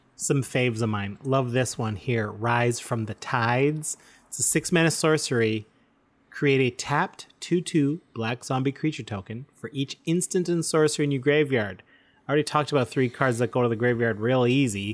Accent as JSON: {"language": "English", "country": "Canada", "said": "we're proud Canadian podcasters"}